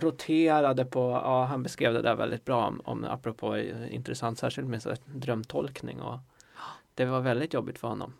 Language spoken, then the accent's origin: Swedish; Stockholm, Stockholm County, Sweden; jag är uppvuxen i Stockholm